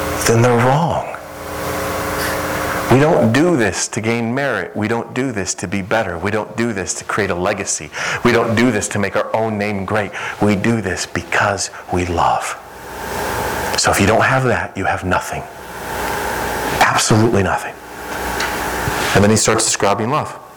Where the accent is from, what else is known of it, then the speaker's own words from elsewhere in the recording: Midwest, United States; moved away; I'm from the Midwest, and I'm used to like Chicago and some of those places in big cities.